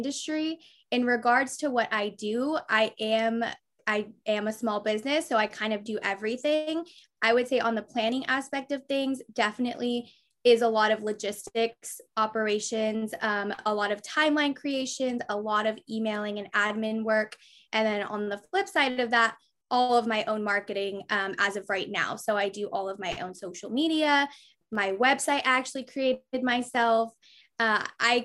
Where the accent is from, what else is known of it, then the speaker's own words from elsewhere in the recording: Bay Area, California, United States; moved away as an adult; now in Orange County, United States; I'm originally from the Bay Area, but now have my business based in Orange County